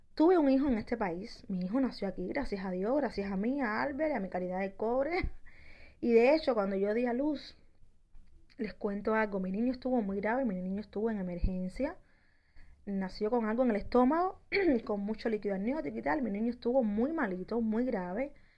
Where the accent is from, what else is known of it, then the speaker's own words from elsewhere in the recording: Santiago de las Vegas, Havana, Cuba; moved away as an adult; also born or lived in Ecuador; now in United States; Donde yo nací, en Santiago de las Vegas